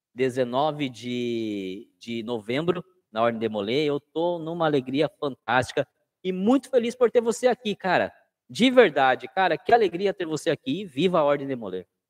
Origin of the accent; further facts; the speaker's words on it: Sorocaba, São Paulo, Brazil; Eu sou do estado de São Paulo, da cidade de Sorocaba